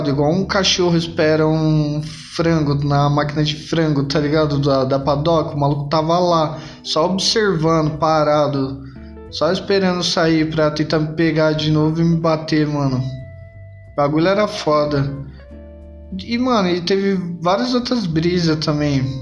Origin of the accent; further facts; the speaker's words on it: São Mateus, Brazil; E Tipo assim, eu sou de São Mateus, né? Quem, quem tá ouvindo já, já tá ligado na, na parada, mas quem não é de São Mateus, mano, é tipo assim, a gente fazia praticamente os mesmos rolês, trombava as mesmas pessoas